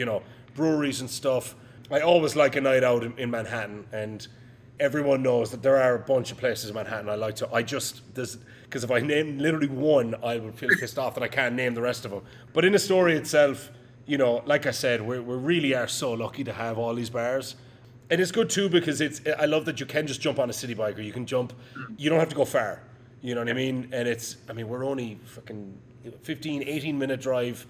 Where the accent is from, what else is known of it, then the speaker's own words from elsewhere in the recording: Ireland; now in New York, United States; as an Irishman